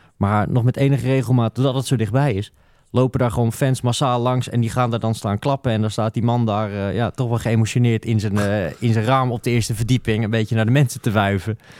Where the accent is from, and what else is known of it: Netherlands